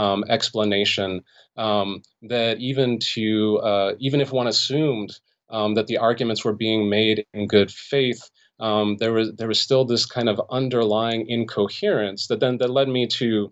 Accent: Los Angeles, California, United States; Yeah, so I grew up in the Los Angeles area in the San Fernando Valley.

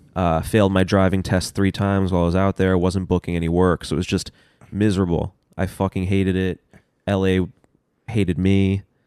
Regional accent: New York City, New York, United States; moved away as an adult; also born or lived in Los Angeles; I grew up in Union Square

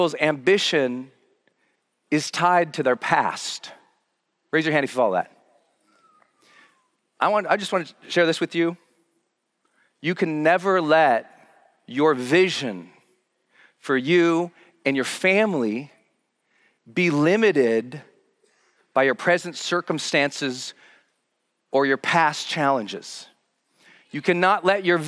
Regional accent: Butte, Montana, United States; moved away as an adult; my hometown, Butte, Montana.

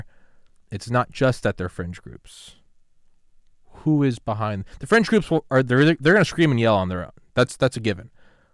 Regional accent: New England, United States; I'm from New England

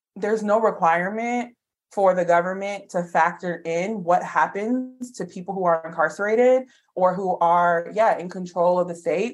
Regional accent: New Orleans, Louisiana, United States; I'm from New Orleans

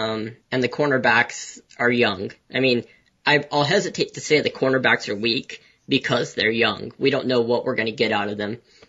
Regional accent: Fresno, California, United States; I'm from Fresno, so not the Bay Area.

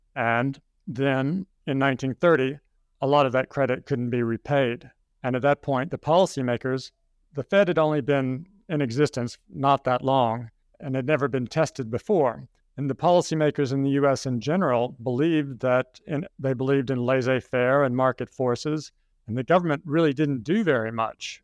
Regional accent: Kentucky, United States; moved away as an adult; also born or lived in Hong Kong; I'm an American. I grew up in Kentucky

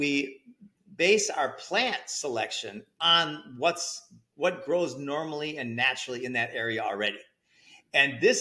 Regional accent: Minnesota, United States; also born or lived in Costa Rica; now in Central Florida, United States; So I'm in Central Florida. I lived 12 years in Costa Rica and I grew up in Minnesota

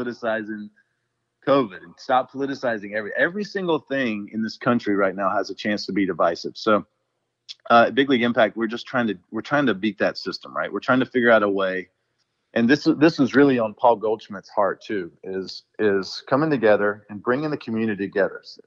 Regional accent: Brunswick, Georgia, United States; my hometown this year, Brunswick, Georgia

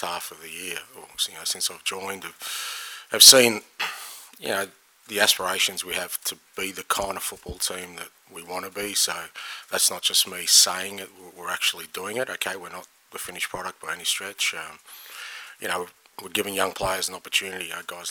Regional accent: Australia; now in United Kingdom; being Australian

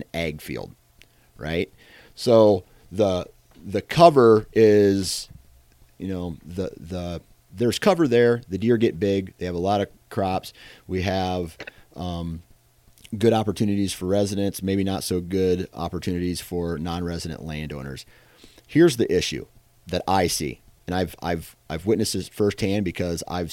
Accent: Iowa, United States; I'm from Iowa and I've seen it firsthand

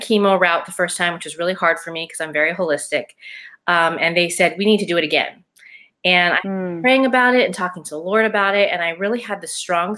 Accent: Hawaii, United States; I am from Hawaii

